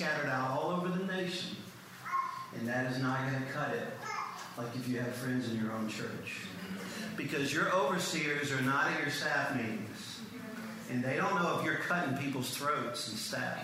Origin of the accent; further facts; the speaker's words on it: Cajun, Louisiana, United States; being a Cajun